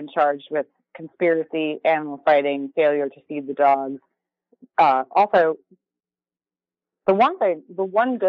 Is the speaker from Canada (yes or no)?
no; Minnesota, United States; I grew up in Minnesota with parking ramps everywhere.